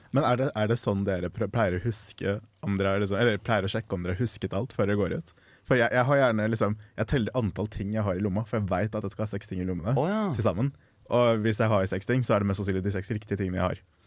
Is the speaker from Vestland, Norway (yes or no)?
no; Oslo, Norway; moved away as an adult; hjemme i Oslo, eh, altså hos foreldrene mine